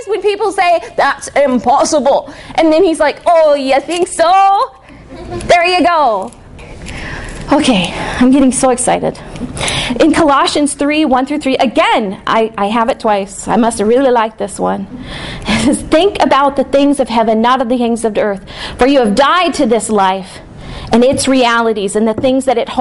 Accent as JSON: {"language": "English", "region": "the North", "country": "United States", "said": "I'm from the North."}